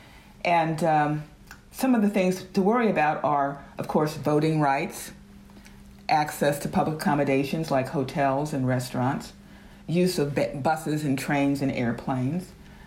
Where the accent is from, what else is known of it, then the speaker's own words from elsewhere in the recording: Georgia, United States; moved away; also born or lived in the North; Both my parents were born and raised in Atlanta, Georgia. I am one of the few people in my family, one of the first and few to actually leave Georgia and go to the North